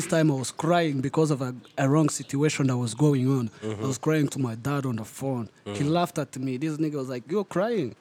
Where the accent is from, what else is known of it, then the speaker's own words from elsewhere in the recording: Kigali, Rwanda; moved away; also born or lived in Turkey; I've always identified myself as a Muslim from Nyamirambo